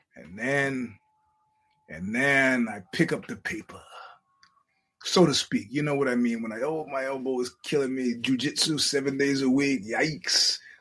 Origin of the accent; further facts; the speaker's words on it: New York, United States; as a New Yorker